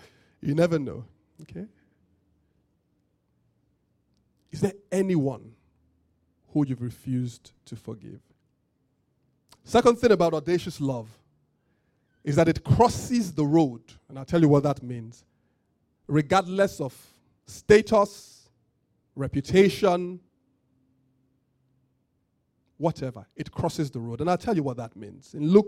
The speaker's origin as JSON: {"language": "English", "country": "Nigeria", "said": "I'm from Yoruba, I don't love only Yoruba people."}